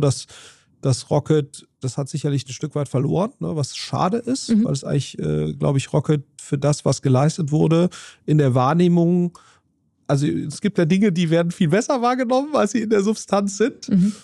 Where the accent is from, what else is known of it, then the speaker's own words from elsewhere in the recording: near Siegburg, between Bonn and Cologne, North Rhine-Westphalia, Germany; in Walscheid, äh, äh bei, bei, bei, Loma, bei Siegburg